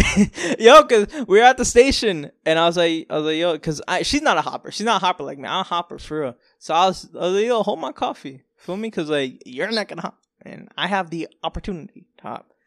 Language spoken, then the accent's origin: English; Florida, United States; moved away as an adult; also born or lived in New York; now in New York City, United States; born in New York. I lived here for a couple years. Uh, my family moved down to Florida in two thousand, two thousand and two